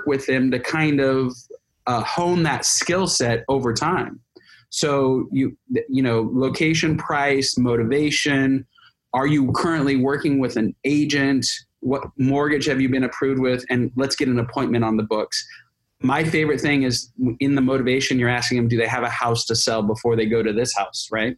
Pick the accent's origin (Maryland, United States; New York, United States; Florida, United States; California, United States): California, United States; I'm a Californian